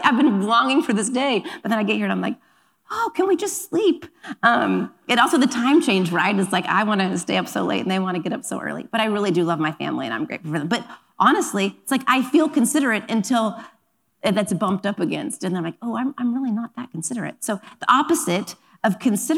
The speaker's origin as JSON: {"language": "English", "region": "Oklahoma", "country": "United States", "tie": "born or raised there", "moved": "yes", "lives_now": "Los Angeles, United States", "said": "I grew up in Oklahoma, so we're going to take a moment to give a nod to my Oklahoma roots"}